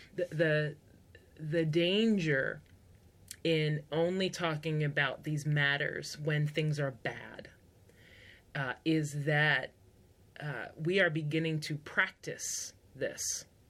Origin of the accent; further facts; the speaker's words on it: United States; first language English; I am part of the majority in America because I speak English, it's my first language